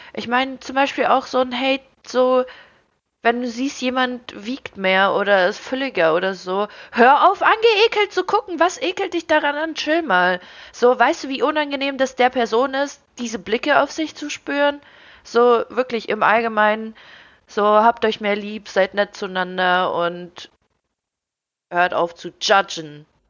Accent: Ukraine; now in Germany; ich wurde in der Ukraine geboren, für mich waren andere Sachen vollkommen normal, bevor ich hier nach Deutschland gekommen bin

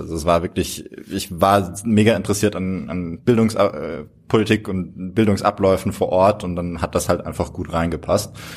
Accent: Freiburg, Baden-Württemberg, Germany; now in Heidelberg, Germany; ich komme aus Freiburg

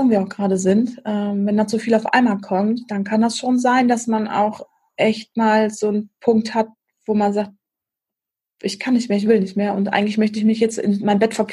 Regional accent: Krefeld, North Rhine-Westphalia, Germany; also born or lived in Hamburg; dann bin ich irgendwann noch wieder zurück äh, nach Krefeld gegangen, in meinen Heimatort, weil mir die Familienverbundenheit dann da oben so ein bisschen fehlte.

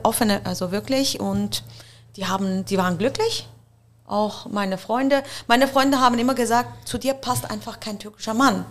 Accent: Muttenz, Basel-Landschaft, Switzerland; ich komme auch aus Basel und ich bin in Basel geboren, also in Muttens, ich bin so eine richtige Muttenserin

